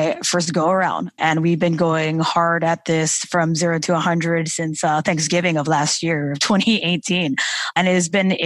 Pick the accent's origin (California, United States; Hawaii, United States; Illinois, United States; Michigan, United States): Hawaii, United States; moved away; I'm a Hawaiian girl, I'm from Hawaii